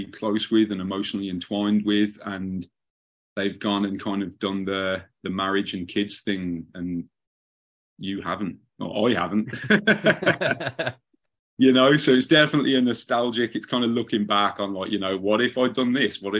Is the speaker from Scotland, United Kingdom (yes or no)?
no; Birmingham, West Midlands, United Kingdom; moved away as an adult; also born or lived in Southern California; now in Los Angeles, United States; I was from the second city to London, which is Birmingham, England. I was born in a town just on the edge of Birmingham. And that's where I spent my youth.